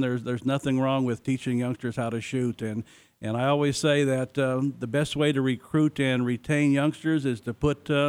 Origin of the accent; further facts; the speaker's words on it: Jerome, Arizona, United States; I grew up in Arizona in a small town, went to high school in Jerome, Arizona